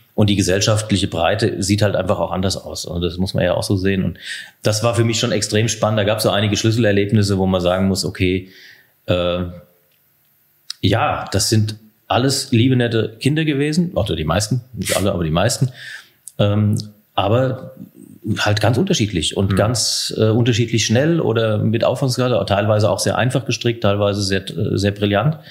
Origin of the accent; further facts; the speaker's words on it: Heusenstamm, Hesse, Germany; moved away as an adult; also born or lived in Darmstadt / Biebertal near Giessen; now in Biebertal, Germany; Ich bin in Häusenstamm bei Offenbach groß geworden